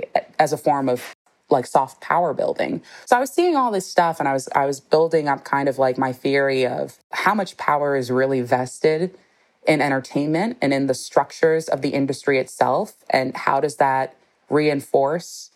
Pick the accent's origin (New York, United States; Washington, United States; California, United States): California, United States; Los Angeles; I'm born and raised in Los Angeles